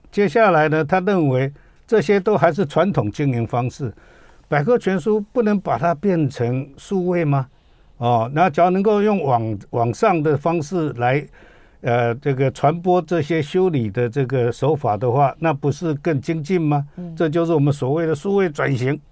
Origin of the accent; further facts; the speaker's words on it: Taiwan; 我们台湾人